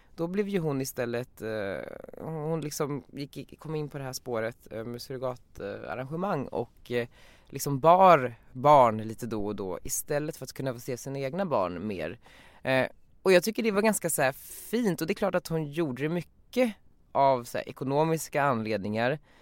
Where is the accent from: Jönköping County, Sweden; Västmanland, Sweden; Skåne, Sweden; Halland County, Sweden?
Västmanland, Sweden; Västerås; moved away as an adult; now in Stockholm, Sweden; jag är från Västerås och växte upp där